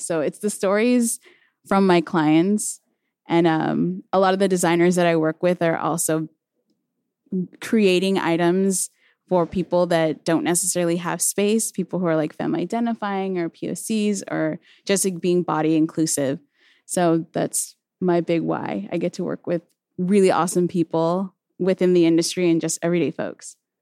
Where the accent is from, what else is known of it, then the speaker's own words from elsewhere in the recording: Chino, California, United States; also born or lived in Pomona, California; I was born and raised in Chino, California, but I often say Pomona 'cause I feel like that's the city that raised me up.